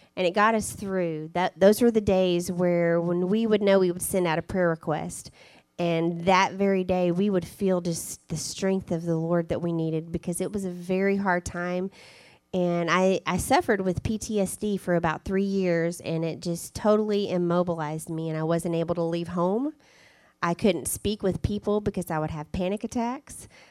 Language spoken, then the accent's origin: English; Arkansas, United States; moved away as an adult; also born or lived in Spain; we love the fact that we're from Arkansas, and now that we're back in Arkansas